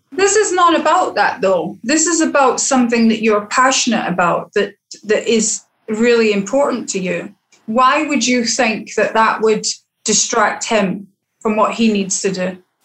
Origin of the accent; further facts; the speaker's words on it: Scotland, United Kingdom; now in Barbados; as a female and as a Scottish female